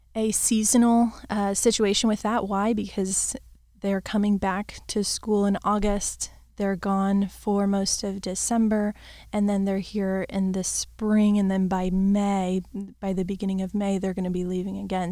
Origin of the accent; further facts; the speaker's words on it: Florida, United States; I've, I've grown, born and raised in Florida